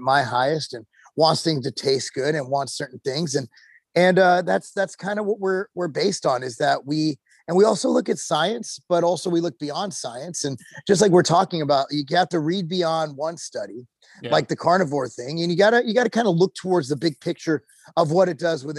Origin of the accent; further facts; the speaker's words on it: California, United States; also born or lived in Illinois; now in Tennessee, United States; I grew up in California when DARE was a thing